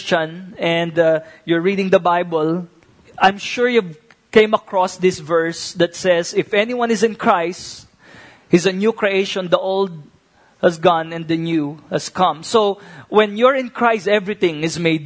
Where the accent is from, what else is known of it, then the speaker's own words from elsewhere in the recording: Philippines; may sarili tayong value as a family and as a Filipino